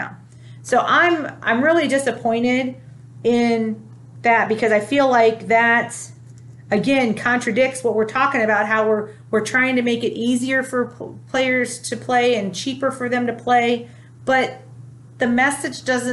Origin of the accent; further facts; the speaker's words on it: Ohio, United States; I'm from Ohio